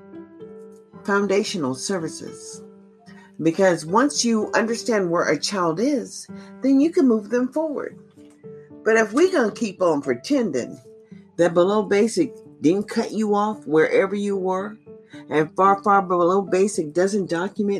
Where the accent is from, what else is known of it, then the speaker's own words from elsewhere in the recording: United States; as an American citizen